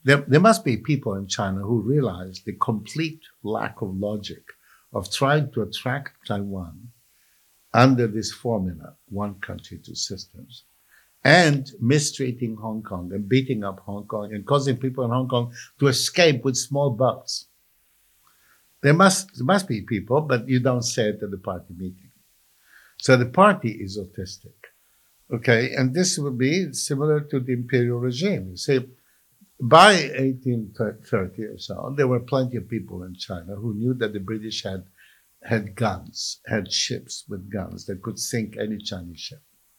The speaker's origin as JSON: {"language": "English", "town": "Palermo", "region": "Sicily", "country": "Italy", "tie": "born or raised there", "said": "You know, I was brought up in Palermo, Sicily, and I must deplore this kind of thing, you know."}